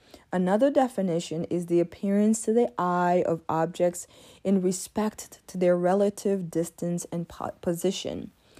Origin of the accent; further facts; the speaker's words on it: Côte d’Ivoire; Being born and raised in Africa for part of my life gives me a unique perspective on American politics. You see, when I was born, even though I was born in Ivory Coast, the Congo was under the presidency of Mobutu